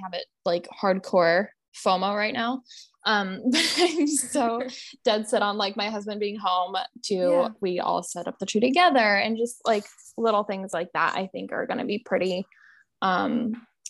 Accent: Montana, United States; moved away; we grew up in Montana, so we're like pretty country

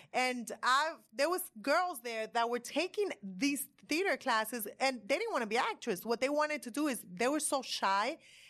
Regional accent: Miami, Florida, United States; I came from Miami.

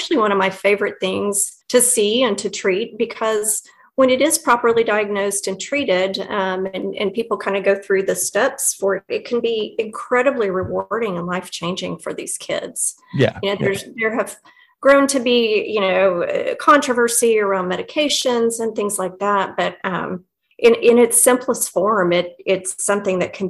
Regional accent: Midwest City, Oklahoma, United States; I grew up in Midwest City with your wonderful host here

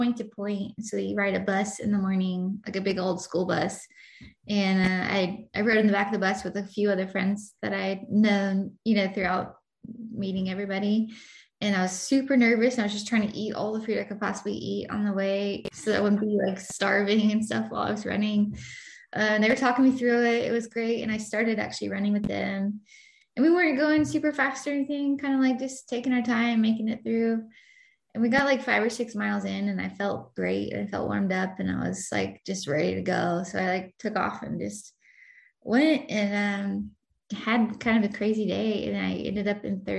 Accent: Douglasville, Georgia, United States; now in Atlanta, United States; the hometown where I grew up in Douglasville

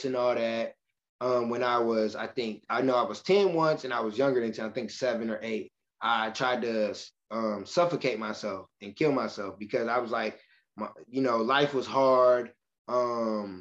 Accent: Michigan City, Indiana, United States; moved away as an adult; now in Indianapolis, United States

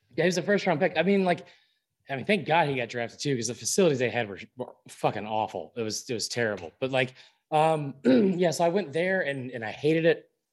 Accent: Atlanta, Georgia, United States; I grew up in Atlanta.

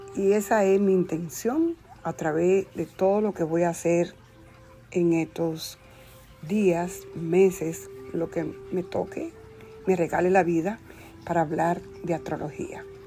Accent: Dominican Republic; yo nací en la República Dominicana un 4 de octubre

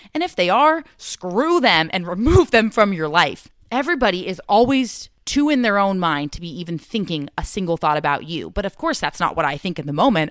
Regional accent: Southern California, United States; growing up in California

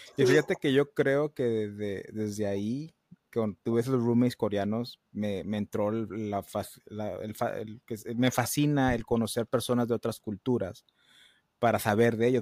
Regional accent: Matamoros, Reynosa, Tamaulipas, Mexico; accent: norteño; also born or lived in United States; de donde yo soy, que es Matamoros, Reynosa

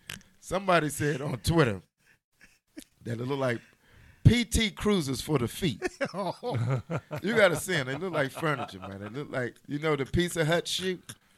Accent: Washington, District of Columbia, United States; Know, I'm from Washington, D.C.

